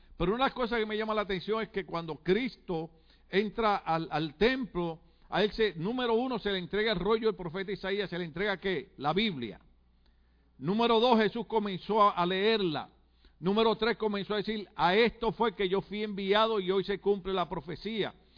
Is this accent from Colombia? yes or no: no; Puerto Rico; en mi país cuando hablamos y conversamos